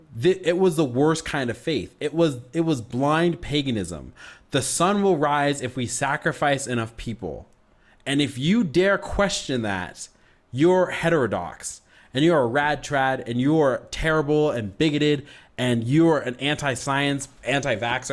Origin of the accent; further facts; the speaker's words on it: United States; I love being an American